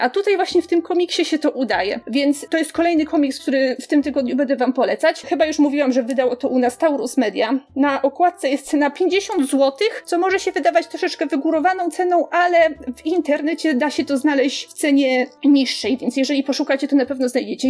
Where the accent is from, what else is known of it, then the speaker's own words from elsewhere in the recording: Poland; jak wszystkie dzieci w Polsce, oglądałam je na Polsacie